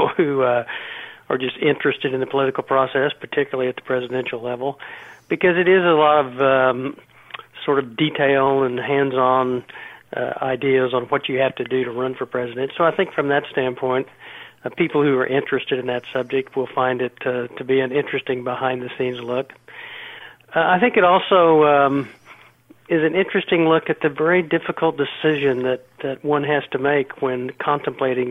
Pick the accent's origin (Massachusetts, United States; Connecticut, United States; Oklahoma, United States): Oklahoma, United States; also born or lived in Washington, D.C. / New York; now in Scottsdale, United States; I'm originally from Oklahoma, but I now spent 30 years on the East Coast in Washington and New York, and I now live in Scottsdale, Arizona.